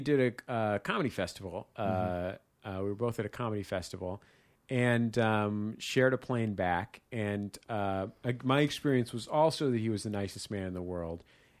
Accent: San Francisco, California, United States; I'm from San Francisco. I went to theater school.

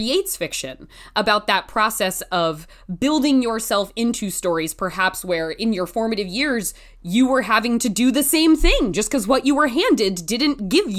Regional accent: 30 minutes south of Portland, small town in Oregon, United States; now in Los Angeles, United States; I'm from a small town in Oregon, like 30 minutes south of Portland. So close to our big city.

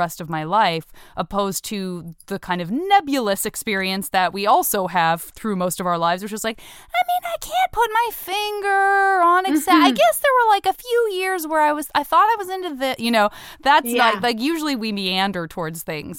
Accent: Tucson, Arizona, United States; I'm from Tucson

